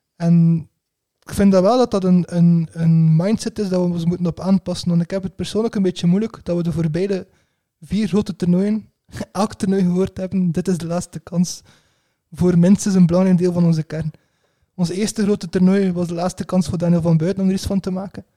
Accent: Belgium; als Belg

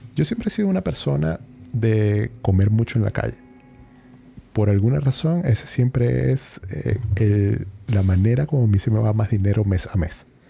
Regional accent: Venezuela; moved away as an adult; now in Chile; yo tenía en Venezuela uno de esos

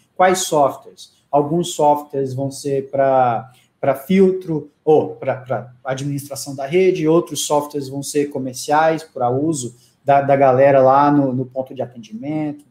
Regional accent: Palmas, Tocantins, Brazil; moved away; eu sou de Palmas do Tocantins

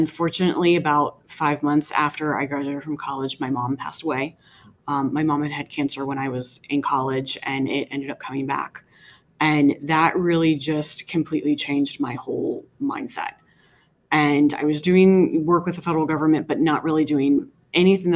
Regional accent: Woodbridge, Virginia, United States; I actually grew up not too far away from Manassas Park in Woodbridge

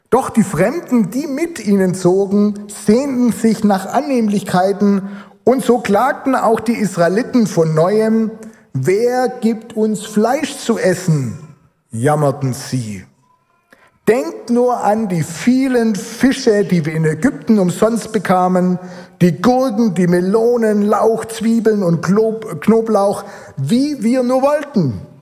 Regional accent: Almersbach, Rhineland-Palatinate, Germany; er war dann Jugendleiter in der Gemeinde in Almersbach, wo ich aufgewachsen bin.

